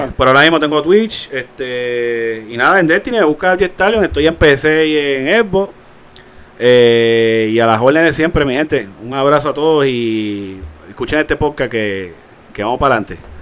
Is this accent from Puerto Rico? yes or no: yes; Puerto Rico; como somos de Carolina y de Bayamón